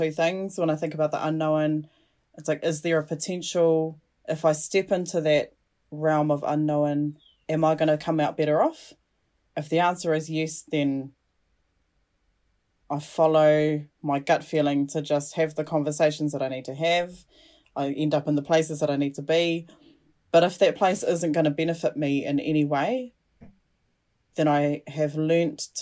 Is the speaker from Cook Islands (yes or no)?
yes; Cook Islands; I'm not Māori. I'm from the Cook Islands. Both my parents, my biological parents, are from the Cook Islands